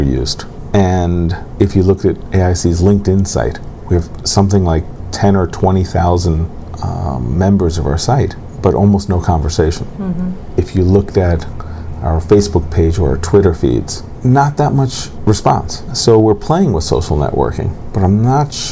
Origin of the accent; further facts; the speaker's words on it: New York City, New York, United States; I was born in New York City